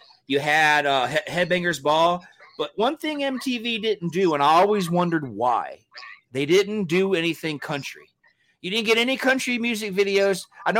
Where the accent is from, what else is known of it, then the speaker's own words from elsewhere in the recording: Georgia, United States; because I'm from Georgia. I was born and raised in Georgia. So, you know, did they think we didn't have cable down there